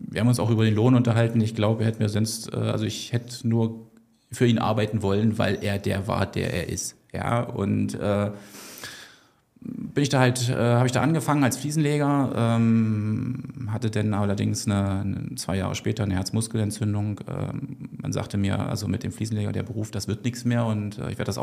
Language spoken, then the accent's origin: German; East Germany, Germany; ich bin, bin ich auch ein bisschen stolz drauf, ein Kind der DDR, also 1974 geboren.